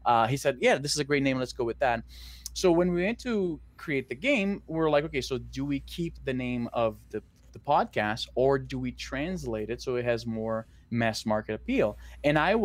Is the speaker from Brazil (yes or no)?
yes; Brazil; which is in Portuguese because I'm from Brazil.